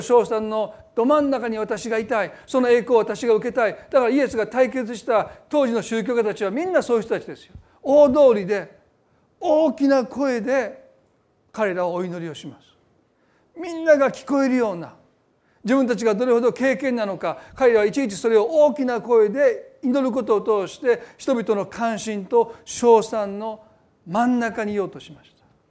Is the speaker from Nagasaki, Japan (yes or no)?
no; Osaka, Japan; born or raised there